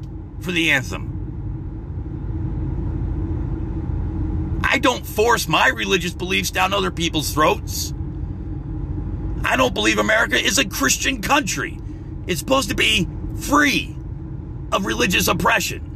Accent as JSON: {"language": "English", "country": "United States", "said": "I'm an American."}